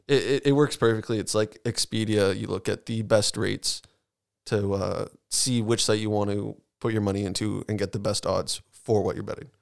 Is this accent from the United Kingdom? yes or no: no; Canada; as a Canadian